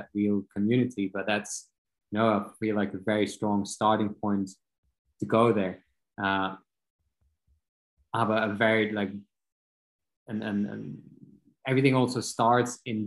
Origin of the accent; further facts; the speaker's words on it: Belgium; moved away as an adult; now in Austria; I'm from Belgium.